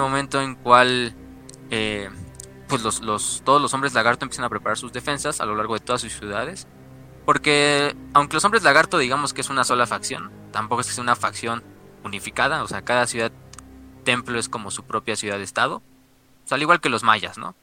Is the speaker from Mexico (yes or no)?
yes; Mexico; los que somos mexicanos, güey, vivimos aquí